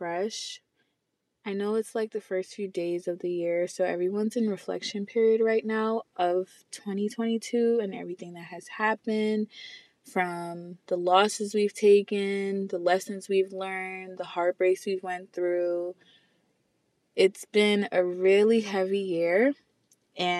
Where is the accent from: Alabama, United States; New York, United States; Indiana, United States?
New York, United States; New York City; I'm from the Bronx, New York